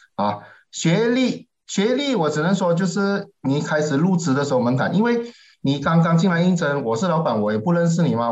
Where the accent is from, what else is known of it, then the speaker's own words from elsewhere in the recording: Malaysia; 我们马来西亚人啊